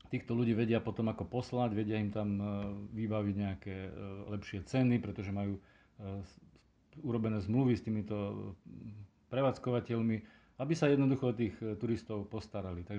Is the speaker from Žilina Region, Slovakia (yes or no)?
yes; Terchová, Žilina Region, Slovakia; pochádzam z Terchovej